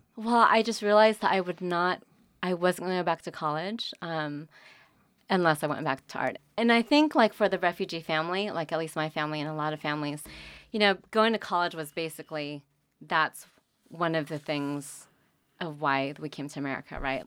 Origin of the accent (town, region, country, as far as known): California, United States; born or raised there; moved away as an adult; also born or lived in Vietnam; now in North Carolina, United States